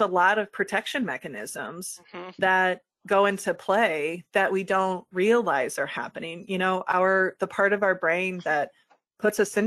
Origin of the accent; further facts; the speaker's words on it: Midwest, United States; I'm a white woman in the Midwest.